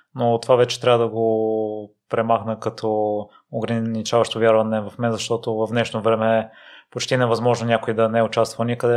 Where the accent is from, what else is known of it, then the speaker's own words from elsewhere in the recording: Kozloduy, Vratsa Province, Bulgaria; moved away; Аз а, съм от Козлодой, също малък град